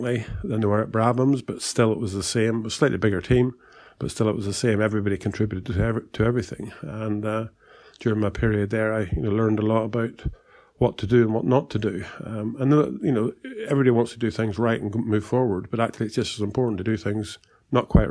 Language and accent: English; Ireland; moved away as an adult; also born or lived in England; I did leave Ireland, as I say, I was 20 years old in 1972, came to England